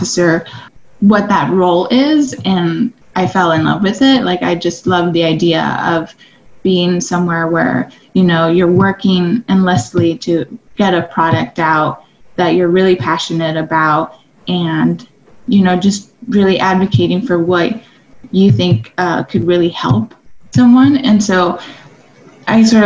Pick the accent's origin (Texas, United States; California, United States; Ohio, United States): Texas, United States; El Paso; also born or lived in Austin, Texas; I'm from El Paso, Texas